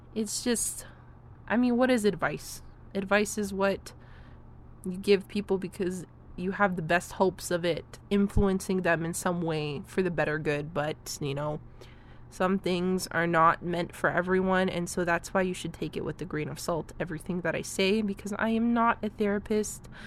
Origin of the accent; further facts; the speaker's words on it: Canada; I am a Canadian.